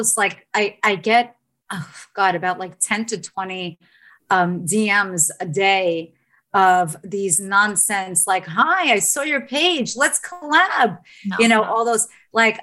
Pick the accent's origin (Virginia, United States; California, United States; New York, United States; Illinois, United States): New York, United States; New York City; both of us are from Staten Island, New York. and we say it, we're born and raised in New York.